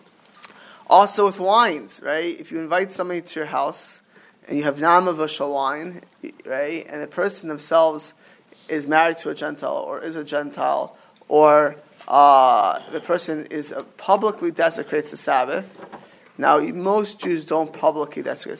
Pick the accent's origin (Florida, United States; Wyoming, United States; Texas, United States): Florida, United States; Miami Beach; moved away; I grew up in Miami Beach